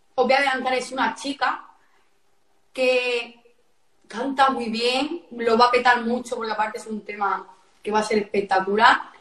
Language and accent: Spanish; a town in the province of Barcelona, Catalonia, Spain; Yo soy de Barcelona, un pueblo de Barcelona, de Cuní.